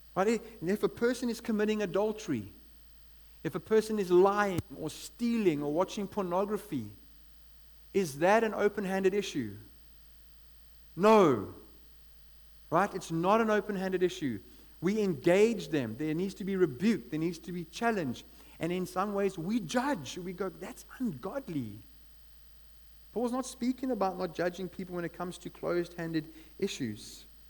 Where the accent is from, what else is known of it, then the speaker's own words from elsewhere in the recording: East London, Eastern Cape, South Africa; now in Cape Town, South Africa; I come from East London